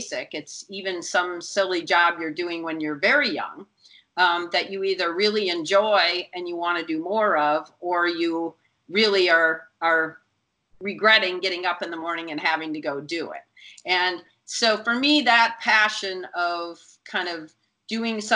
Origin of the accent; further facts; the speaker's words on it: Minnesota, United States; I grew up in Minnesota